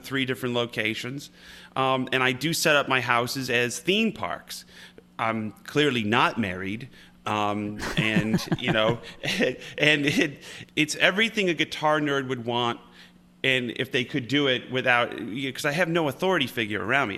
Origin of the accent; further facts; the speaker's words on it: upstate New York, United States; I'm from upstate New York